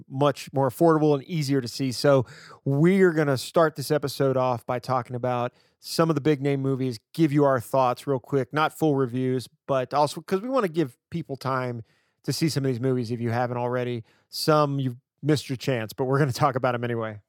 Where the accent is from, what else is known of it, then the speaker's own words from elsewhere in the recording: Shreveport, Louisiana, United States; Shreveport, Louisiana, my hometown